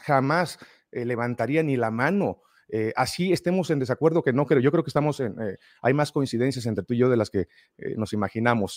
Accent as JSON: {"language": "Spanish", "country": "Mexico", "said": "De México"}